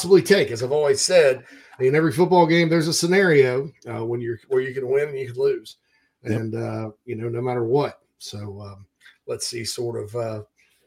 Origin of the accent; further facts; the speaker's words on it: Spartanburg, South Carolina, United States; also born or lived in Tennessee; in the Upstate, my hometown of Spartanburg, right there on Daniel Morgan Avenue